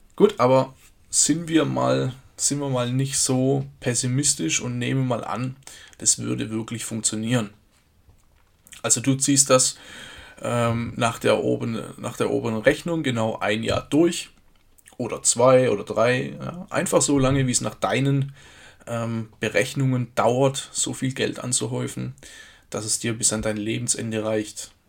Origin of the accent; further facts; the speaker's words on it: Germany; hier bei uns in Deutschland